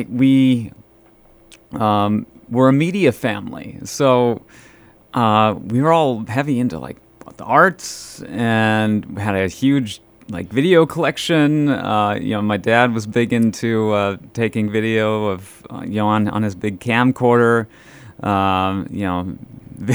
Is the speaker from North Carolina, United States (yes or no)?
no; Fosston, Minnesota, United States; now in Bemidji, United States; I grew up in Fauston, Minnesota